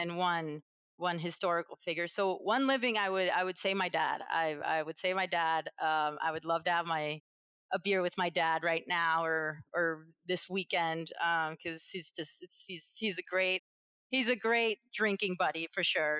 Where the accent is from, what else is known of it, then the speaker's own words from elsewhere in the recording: Venezuela; moved away; I'm from Venezuela originally.